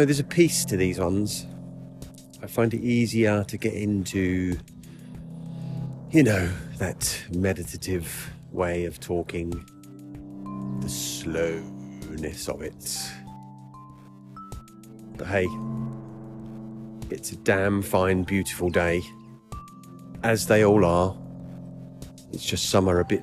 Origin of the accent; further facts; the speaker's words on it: United Kingdom; I do my duty as a British person